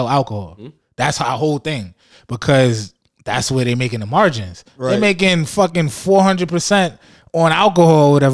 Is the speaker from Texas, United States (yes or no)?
no; New York City, New York, United States; also born or lived in Buffalo, New York / Bahamas (family); I was born in Harlem